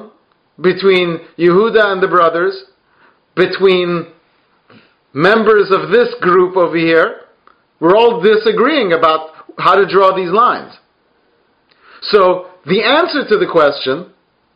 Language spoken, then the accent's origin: English; United Kingdom; I'm British